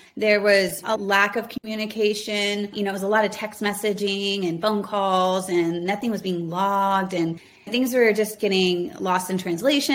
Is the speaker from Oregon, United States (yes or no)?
no; Houston, Texas, United States; I grew up in and around Houston on the outskirts in the suburbs